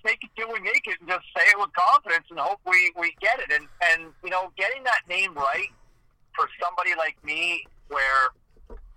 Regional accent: Ottawa, Ontario, Canada; as somebody who grew up in Eastern Ontario

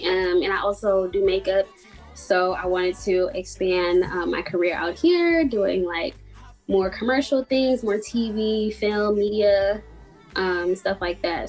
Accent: Chicago, Illinois, United States; I also was trying to get out of Chicago at that point

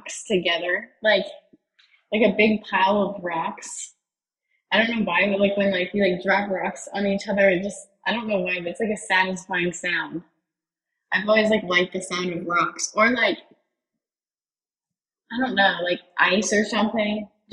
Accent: Greenville, South Carolina, United States; I'm from Greenville, South Carolina

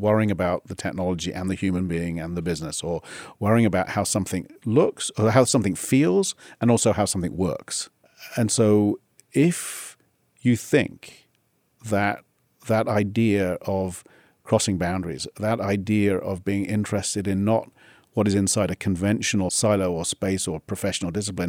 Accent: South East England, United Kingdom; Near Oxford.

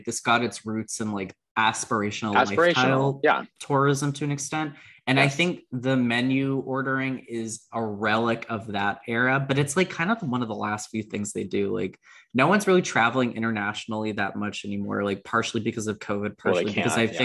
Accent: Potomac, Maryland, United States; I'm from Potomac

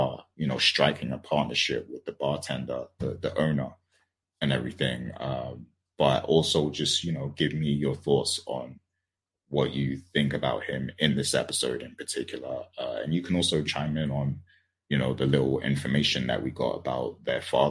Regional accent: United Kingdom; I'm British

